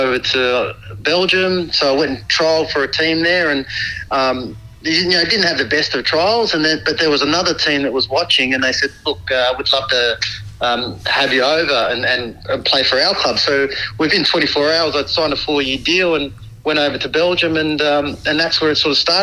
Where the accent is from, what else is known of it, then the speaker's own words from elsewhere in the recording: Albury, New South Wales, Australia; also born or lived in New Zealand; I grew up in Albury Wodonga area for a long time